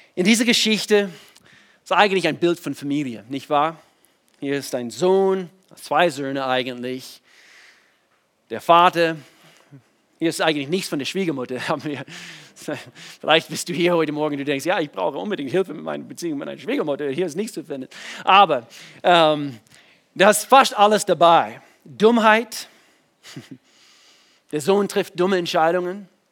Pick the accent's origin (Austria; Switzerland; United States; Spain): United States; German is a second language; moved away as an adult; now in Germany; ich komme aus den USA, bin wohnhaft in Deutschland seit, eigentlich dieses Jahr, seit 20 Jahren, 98 bin ich, bin ich nach Deutschland gezogen mit meiner Frau.